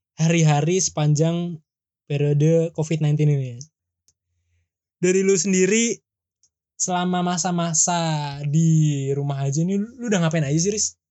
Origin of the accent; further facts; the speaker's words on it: Jakarta, Indonesia; moved away; sal gue dari Jakarta